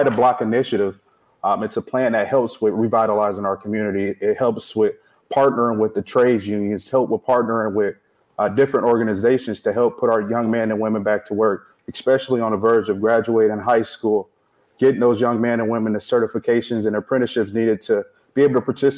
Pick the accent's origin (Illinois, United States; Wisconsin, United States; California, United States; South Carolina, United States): Illinois, United States; Peoria; born and raised in the First District all my life